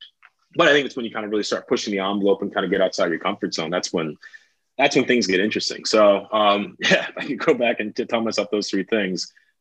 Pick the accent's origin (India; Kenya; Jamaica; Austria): Kenya; And so I think like for us, not only being Kenyan